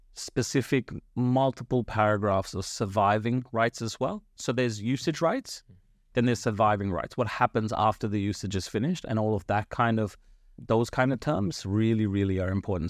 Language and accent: English; Blacktown, New South Wales, Australia; English is a second language; also born or lived in India; I came to this country when I was, uh, ten, right? So, I came here w-, without speaking a lick of English.